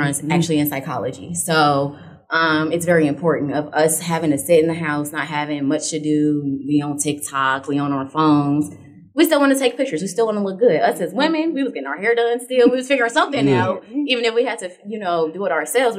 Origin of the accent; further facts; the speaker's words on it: Chicago, Illinois, United States; also born or lived in Gary, Indiana; now in Indianapolis, United States; Originally from Chicago. Then I moved to Gary, so I'm from the region